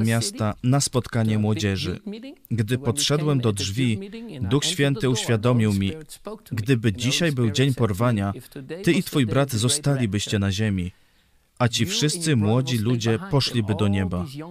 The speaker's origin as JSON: {"language": "Polish", "country": "Netherlands", "tie": "born or raised there", "moved": "yes", "said": "Mieszkaliśmy w małym uh, holenderskim miasteczku"}